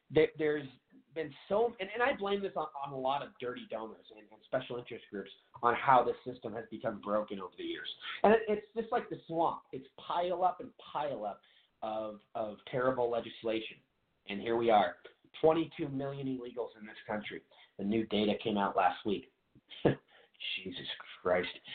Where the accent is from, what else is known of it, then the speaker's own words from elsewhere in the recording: Seattle, Washington, United States; I'm from Seattle, Washington.